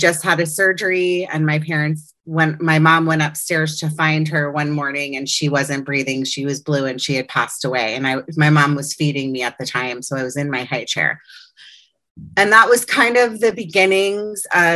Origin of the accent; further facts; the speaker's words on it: Potomac, Maryland, United States; now in Los Angeles, United States; I grew up in Potomac, Maryland on the East Coast. I'm now an Angeleno and living in Los Angeles for the past 20 years